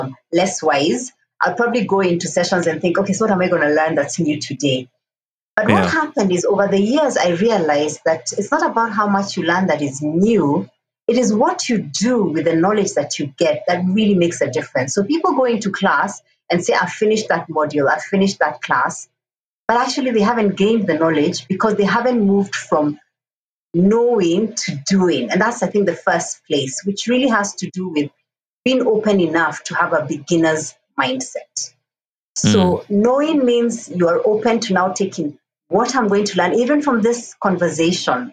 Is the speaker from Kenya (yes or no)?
yes; Kenya; And I'm a Kenyan, I'm an African woman, and a global citizen.